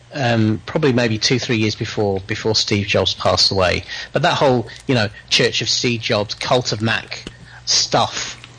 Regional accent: England, United Kingdom; As an Englishman talking to an American

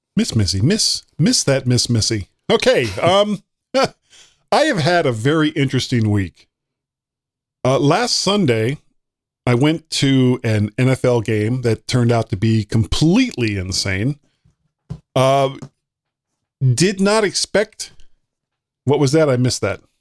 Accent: United States; I'm an American

